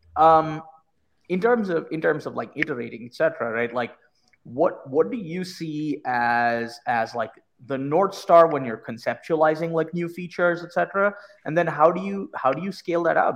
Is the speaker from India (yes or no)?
yes; India; now in United States; I immigrated here from India